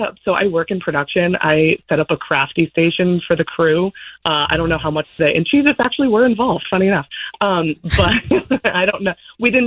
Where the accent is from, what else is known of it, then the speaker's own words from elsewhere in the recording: Rhode Island, United States; now in Los Angeles, United States; I'm originally from Rhode Island